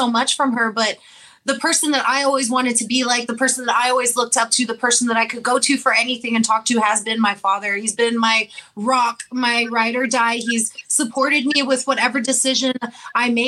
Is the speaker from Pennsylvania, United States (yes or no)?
no; La Feria, Texas, United States; So I attended elementary and middle school in my first year of high school in La Feria